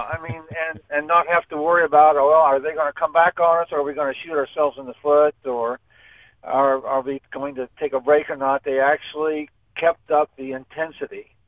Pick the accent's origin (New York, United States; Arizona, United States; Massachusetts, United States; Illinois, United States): Illinois, United States; Olney; born or raised there; now in Tolono, United States